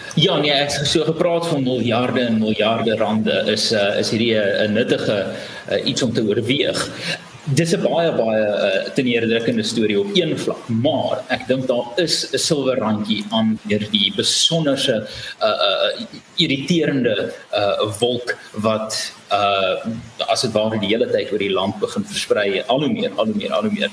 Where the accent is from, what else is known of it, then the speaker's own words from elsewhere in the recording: South Africa; As Suid-Afrikaners